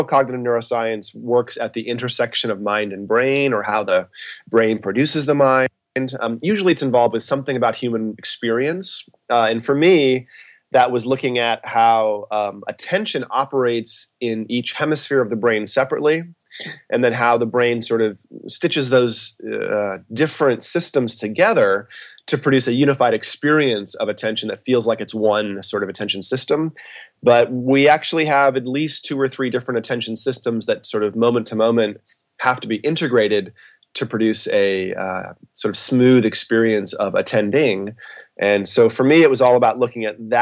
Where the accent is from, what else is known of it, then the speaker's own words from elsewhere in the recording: Westport, Massachusetts, United States; moved away as an adult; also born or lived in Boston, Massachusetts; now in Los Angeles, United States; I grew up in a town called Westport, Massachusetts